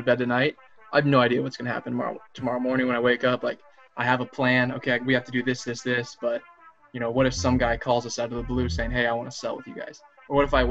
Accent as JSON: {"language": "English", "area": "Orange County", "region": "California", "country": "United States", "tie": "born or raised there", "also_born_or_lived": "Clemson, South Carolina", "moved": "as an adult", "said": "I was born and raised in Orange County, California, and somehow made my way all the way to Clemson, South Carolina"}